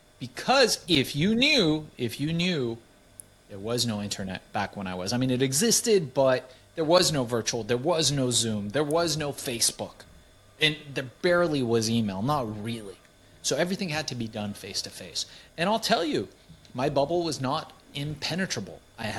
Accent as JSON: {"language": "English", "country": "Iran", "moved": "yes", "said": "Things were very different where I came from. We came from Iran. It was more built around the family structure."}